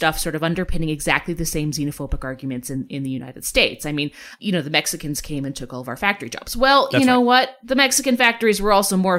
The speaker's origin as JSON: {"language": "English", "country": "Canada", "lives_now": "Alberta, Canada", "said": "I'm a Canadian based in Alberta."}